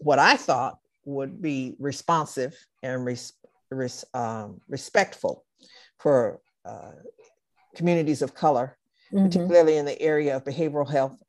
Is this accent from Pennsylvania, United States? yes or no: no; Los Angeles, California, United States; I'm just a regular little girl from Watts, California